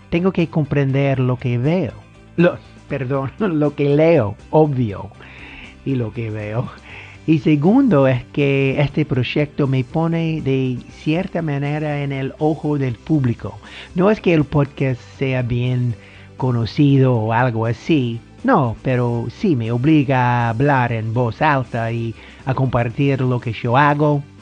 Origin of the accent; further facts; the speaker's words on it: United States; Spanish is a second language; soy el gringo del podcast, pero bueno, sí estoy aprendiendo el español.